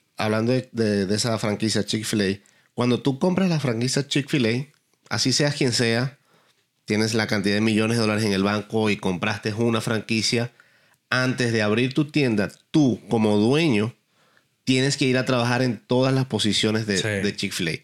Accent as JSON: {"language": "Spanish", "country": "Venezuela", "also_born_or_lived": "Dublin, Ireland", "moved": "as an adult", "lives_now": "Texas, United States", "said": "cuando salí de Venezuela, cuando salí de Dublín, cuando llegué acá"}